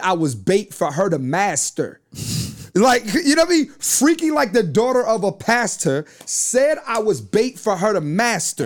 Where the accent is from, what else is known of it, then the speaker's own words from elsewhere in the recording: Philadelphia, Pennsylvania, United States; I'm born and raised in Philly